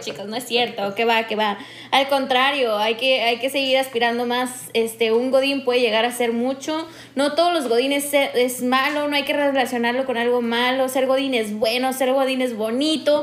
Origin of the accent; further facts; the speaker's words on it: northern Mexico, Mexico; accent: norteña; soy más norteña que nada